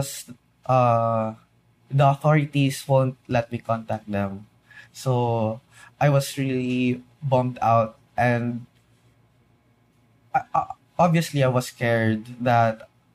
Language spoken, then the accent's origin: English; Philippines; being a Filipino inside